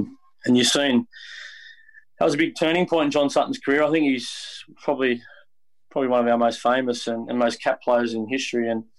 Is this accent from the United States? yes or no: no; Sydney, New South Wales, Australia; I'm from Maroubra